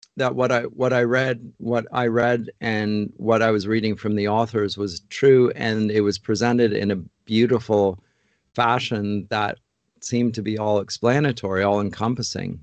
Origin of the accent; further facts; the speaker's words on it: London, Ontario, Canada; moved away as an adult; now in Toronto, Canada; I grew up in London, Ontario, and, uh, grew up in North London and stayed in London to study at Huron College